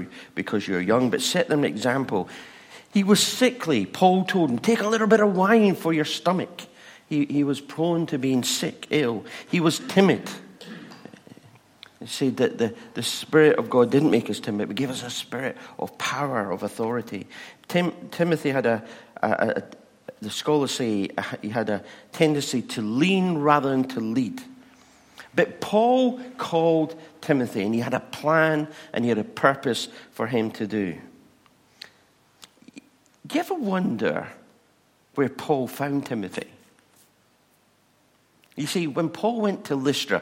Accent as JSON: {"language": "English", "region": "England", "country": "United Kingdom", "said": "We're English"}